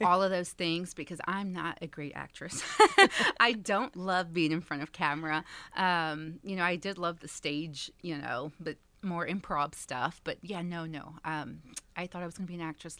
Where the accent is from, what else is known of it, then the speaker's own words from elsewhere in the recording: Dallas, Texas, United States; also born or lived in California; I was born in California, um, but we got here as fast as I could. Two and a half years old, and so, yeah, I grew up in Dallas